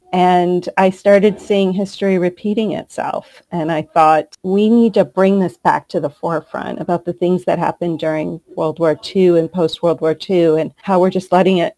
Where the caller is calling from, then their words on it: New York City, New York, United States; I'm calling in from Manhattan, New York City, where I live.